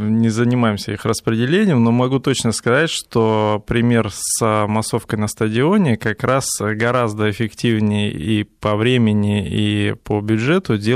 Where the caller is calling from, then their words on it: Saint Petersburg, Russia; Здравствуйте … я из Петербурга звоню.